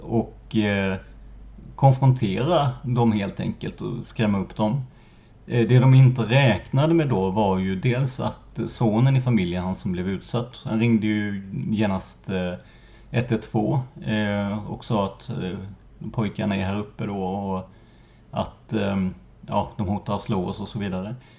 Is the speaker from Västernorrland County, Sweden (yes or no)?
no; Rödeby, Blekinge, Sweden; moved away; min hemort Rödeby